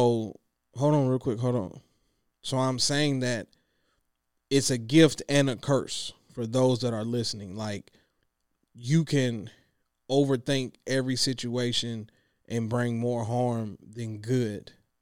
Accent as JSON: {"language": "English", "town": "Clinton", "country": "United States", "said": "Girl, I'm from Clinton. Girl, we could have got married under the trussle. Shout out to my folks in Clinton who know what that is."}